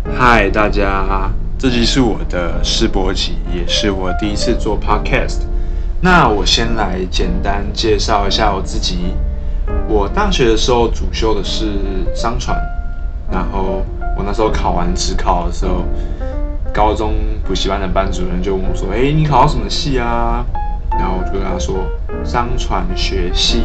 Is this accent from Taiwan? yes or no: yes; Taiwan; 因为我们身处在海岛型国家